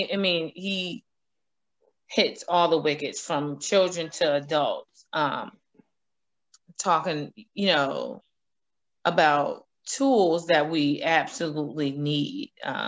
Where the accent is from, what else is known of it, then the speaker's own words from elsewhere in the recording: Albany, United States; moved away; Albany is still home